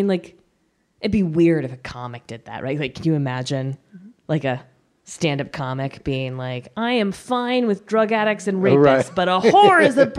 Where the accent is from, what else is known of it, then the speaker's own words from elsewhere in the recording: New York, United States; I talk about being a soldier's daughter. I talk about being a New Yorker.